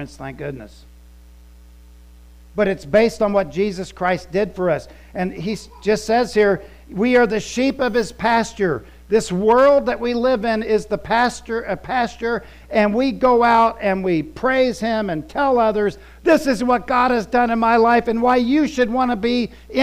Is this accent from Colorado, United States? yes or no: no; Florida, United States; also born or lived in Columbus, Ohio / West Virginia (family) / Scotland (ancestry); I claim from, I'm Ohio, because I was born in Columbus. Then moved to Florida when I was little, 5 years old.